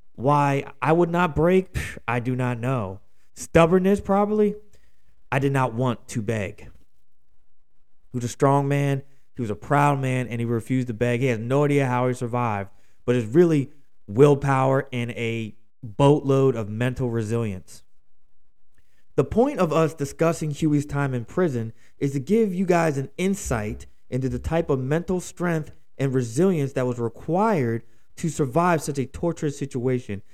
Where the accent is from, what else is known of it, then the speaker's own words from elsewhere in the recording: Philadelphia, Pennsylvania, United States; my hometown of Philadelphia, Pennsylvania